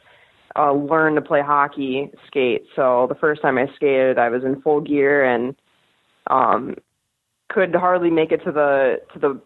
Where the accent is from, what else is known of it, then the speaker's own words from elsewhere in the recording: Rochester, New York, United States; I grew up in Rochester.